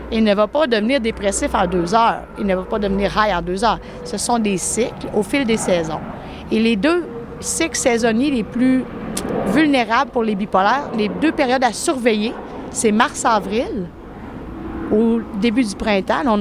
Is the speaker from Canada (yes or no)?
yes; Quebec City, Quebec, Canada; Moi, je viens de Québec.